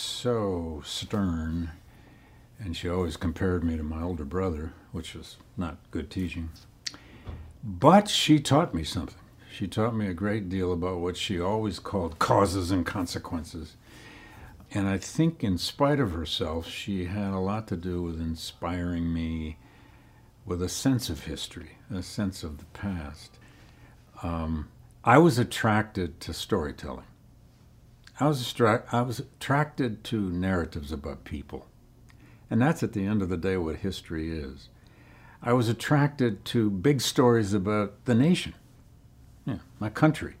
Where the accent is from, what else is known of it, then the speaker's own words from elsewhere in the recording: Flint, Michigan, United States; grow up in Flint, Michigan when I did